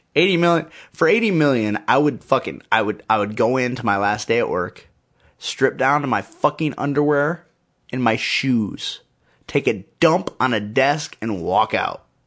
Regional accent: United States; I'm an, I'm an American man

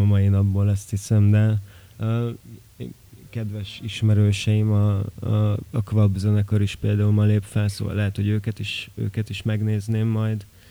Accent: Miercurea Ciuc, Harghita County, Romania; moved away as an adult; also born or lived in Gheorgheni (family roots); now in Budapest, Hungary; én azért csíki vagyok

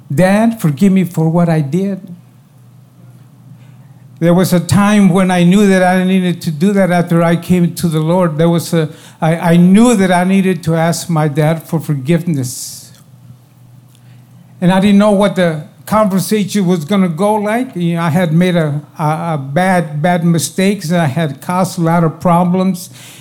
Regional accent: Texas, United States; born or raised there

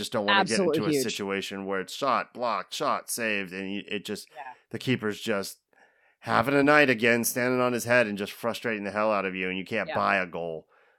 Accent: Ohio, United States; And I am initially shamefully from Ohio.

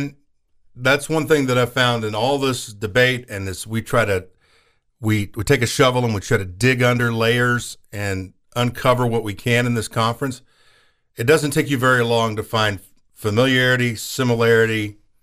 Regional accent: Oklahoma, United States; my home state

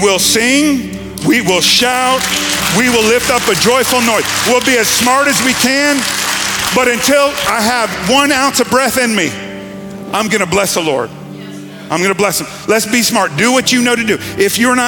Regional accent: Gulf Coast, United States; I grew up in Hurricane Alley

